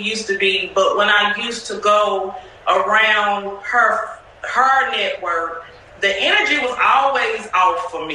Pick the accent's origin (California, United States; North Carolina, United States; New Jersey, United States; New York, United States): North Carolina, United States; Salisbury; moved away as an adult; now in Houston, United States; I'm from Salisbury, but I've been everywhere. Salisbury, North Carolina.